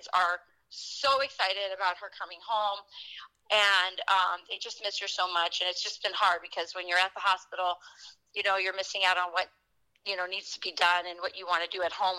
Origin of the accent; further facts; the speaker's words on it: Wisconsin, United States; my hometown here in Wisconsin